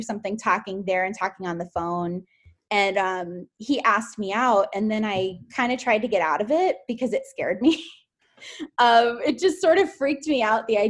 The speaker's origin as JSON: {"language": "English", "town": "Fort Lauderdale", "region": "Florida", "country": "United States", "tie": "born or raised there", "also_born_or_lived": "Tallahassee, Florida", "moved": "as an adult", "lives_now": "Orlando, United States", "said": "I'm from Fort Lauderdale"}